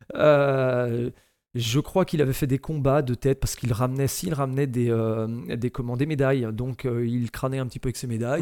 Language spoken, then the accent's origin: French; Saint-Malo, Brittany, France; also born or lived in Pipriac; Je suis né à Saint-Malo